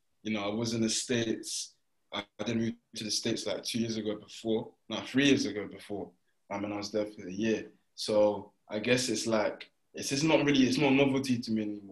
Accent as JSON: {"language": "English", "country": "United Kingdom", "moved": "yes", "said": "I'm from Brighton."}